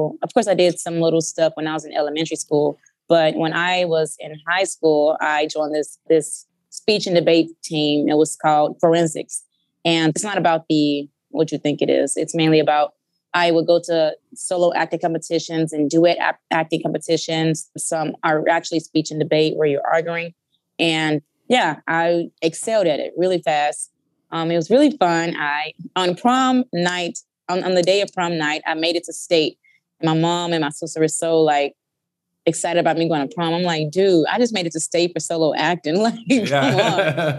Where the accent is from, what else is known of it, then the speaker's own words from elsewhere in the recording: Memphis, Tennessee, United States; now in Los Angeles, United States; Yes. So, Memphis is home of the blues and the barbecue, you know, a lot of rap … The people there are very real and blunt. So, when I moved to Los Angeles, that was very different.